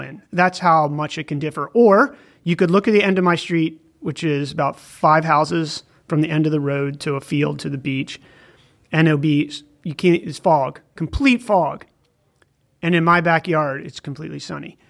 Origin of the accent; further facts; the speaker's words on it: northern Maryland, United States; accent: Baltimore; moved away; I grew up on a farm in northern Maryland